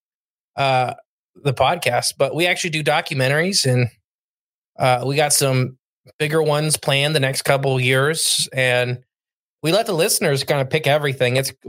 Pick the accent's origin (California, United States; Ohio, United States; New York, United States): Ohio, United States; I'm from Ohio where we have $20,000 an acre